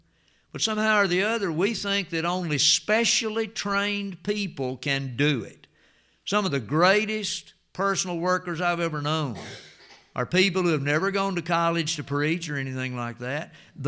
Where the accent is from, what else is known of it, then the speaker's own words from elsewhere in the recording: Antioch, Tennessee, United States; Some of you remember Miss Dixie and Mr. Donald from down on Flint's Creek, went to Antioch where I grew up in Jackson County.